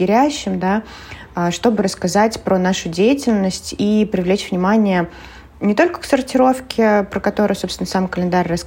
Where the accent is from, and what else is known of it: Penza, Penza Oblast, Russia